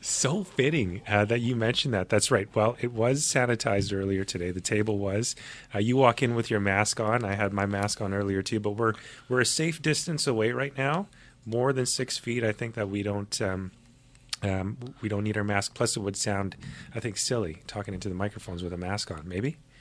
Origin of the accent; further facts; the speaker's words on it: Winnipeg, Manitoba, Canada; now in Nanaimo, Canada; growing up, I, I'm from Manitoba, Winnipeg